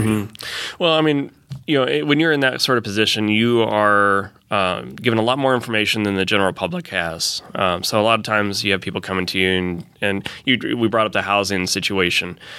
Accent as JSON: {"language": "English", "town": "Fort Wayne", "region": "Indiana", "country": "United States", "tie": "born or raised there", "moved": "yes", "lives_now": "Fishers, United States", "said": "I came to Conner Prairie when I was a kid growing up in Fort Wayne"}